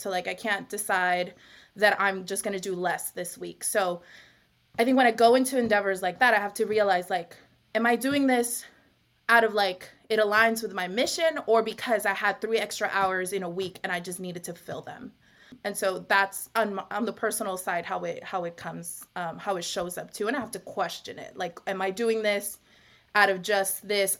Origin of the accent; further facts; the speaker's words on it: Long Beach, California, United States; now in New York, United States; I am from originally from Long Beach, California, but I'm currently podcasting from Harlem